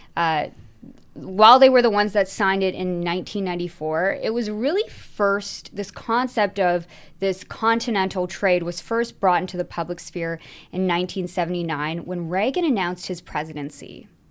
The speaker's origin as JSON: {"language": "English", "country": "Canada"}